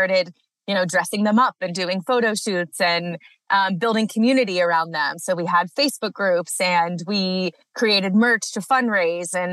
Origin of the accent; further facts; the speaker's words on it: Cleveland, Ohio, United States; moved away as an adult; also born or lived in Maryland; now in Colorado, United States; I grew up outside of Cleveland, Ohio, went to school on the East Coast, University of Maryland